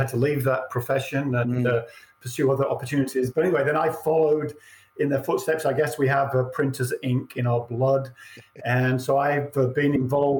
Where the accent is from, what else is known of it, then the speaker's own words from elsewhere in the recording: England, United Kingdom; moved away; I was born and raised in England